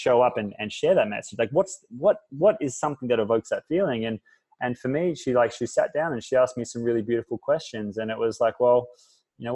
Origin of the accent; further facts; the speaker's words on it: Fremantle, Western Australia, Australia; moved away as an adult; now in Bali, Indonesia; I was born in Fremantle with a single mother who worked her ass off